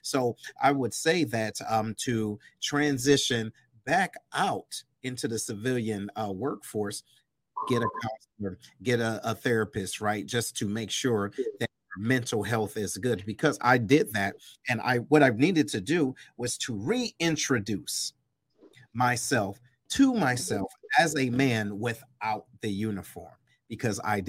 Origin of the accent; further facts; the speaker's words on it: Detroit, Michigan, United States; moved away as an adult; I'm originally from Detroit, east side of Detroit